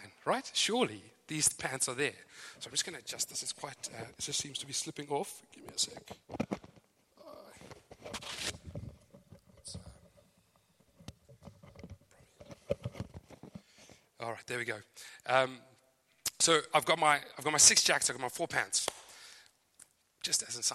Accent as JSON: {"language": "English", "country": "Zimbabwe", "accent": "Zimbabwean", "moved": "as an adult", "lives_now": "Joondalup, Australia", "said": "As you can hear, my accent is very clearly Zimbabwean. Some thought South Africa, but you're wrong. So I am from Zimbabwe. I've been in Australia since 2008"}